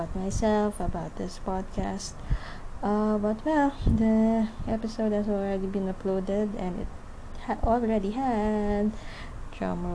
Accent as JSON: {"language": "English", "country": "Philippines", "said": "I am from the Philippines."}